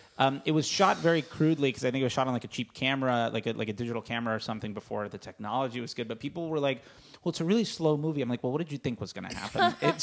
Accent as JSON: {"language": "English", "town": "Fort Lauderdale", "region": "Florida", "country": "United States", "moved": "yes", "lives_now": "Los Angeles, United States", "said": "I'm from the East Coast, and whenever I go home in Fort Lauderdale"}